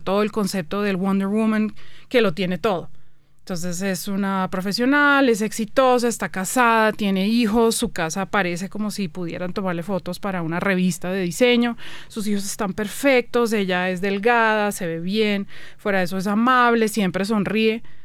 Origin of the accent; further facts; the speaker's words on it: Colombia; moved away as an adult; also born or lived in Canada; me devolvía a vivir a Colombia Em, llevaba ya como ocho años por fuera del país